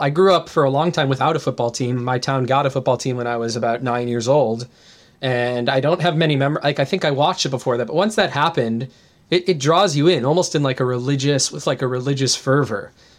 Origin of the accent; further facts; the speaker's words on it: Midwest, United States; I grew up in the Midwest